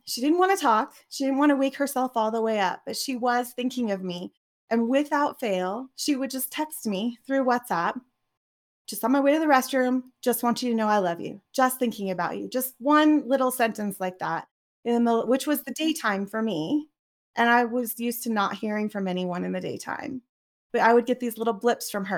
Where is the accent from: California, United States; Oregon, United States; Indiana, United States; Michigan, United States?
Oregon, United States; I grew up in Oregon